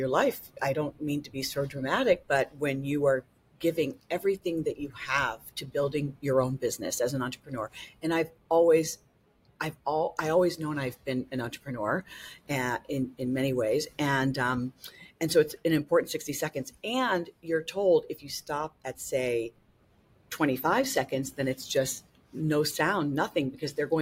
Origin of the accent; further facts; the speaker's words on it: Chicago, Illinois, United States; I was born in Chicago